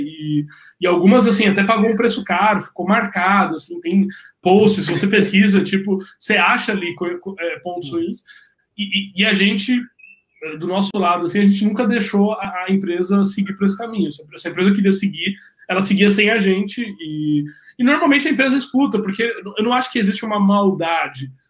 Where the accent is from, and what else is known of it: Brazil